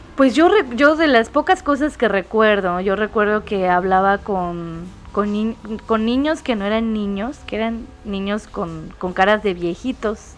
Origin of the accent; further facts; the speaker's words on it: Mérida, Yucatán, Mexico; yo por ejemplo soy yucateca, de la ciudad de Mérida